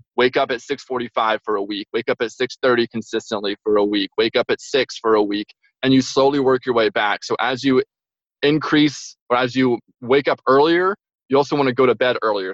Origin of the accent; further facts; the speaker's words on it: Franklin, Tennessee, United States; moved away as an adult; now in Albany, United States; I'm originally from Nashville, Tennessee. Um, there's a little town called Franklin, just south of Nashville.